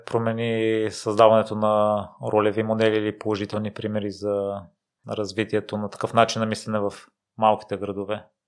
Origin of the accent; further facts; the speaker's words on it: Kozloduy, Vratsa Province, Bulgaria; now in Sofia, Bulgaria; аз съм израснал в Козлодо и не смятам, че средата е продуктивна, но след като се преместих в София